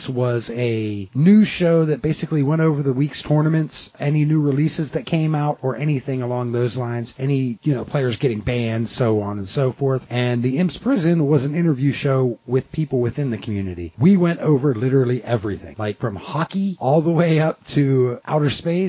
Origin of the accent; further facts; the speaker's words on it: United States; I am from the United States